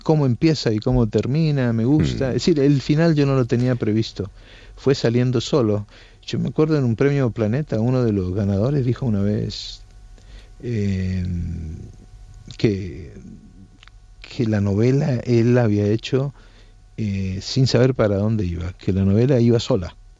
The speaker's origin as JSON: {"language": "Spanish", "country": "Argentina", "tie": "born or raised there", "also_born_or_lived": "Naples, Italy / Colombia", "moved": "as an adult", "lives_now": "Barcelona, Spain", "said": "yo nací en Nápoles y como el personaje emigré a la Argentina siendo pequeño"}